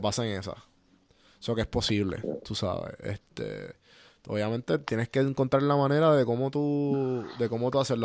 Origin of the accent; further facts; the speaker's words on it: Puerto Rico; moved away as an adult; also born or lived in Atlanta; mi, de mi tierra, de mis amistades